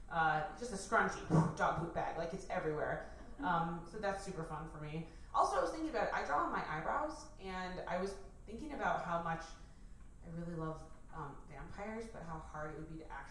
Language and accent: English; Arizona, United States; I grew up in Arizona, so like walking outside.